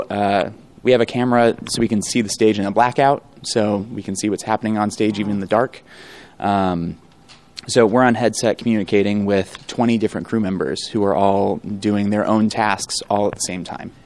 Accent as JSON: {"language": "English", "town": "Chicago", "region": "Illinois", "country": "United States", "tie": "born or raised there", "said": "I grew up here in Chicago."}